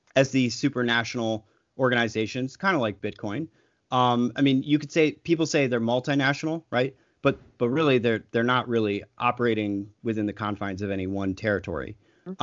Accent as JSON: {"language": "English", "country": "United States", "said": "as an American"}